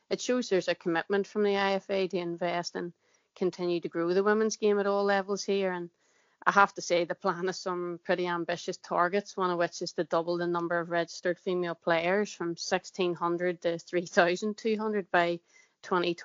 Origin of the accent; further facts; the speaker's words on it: Northern Ireland, United Kingdom; accent: Northern Irish; You can obviously tell by my accent, I'm of the Northern Irish persuasion.